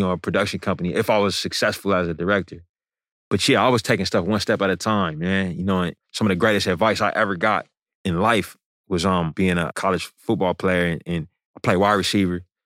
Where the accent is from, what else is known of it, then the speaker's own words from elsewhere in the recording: East Bay, Bay Area, California, United States; right down the street from where I grew up in the Bay Area, the East Bay